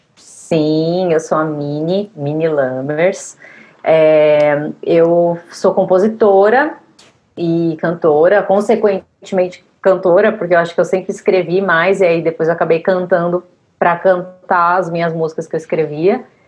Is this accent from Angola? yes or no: no; Santos, São Paulo, Brazil; now in São Paulo, Brazil; eu moro em São Paulo desde 2005, eu sou de Santos.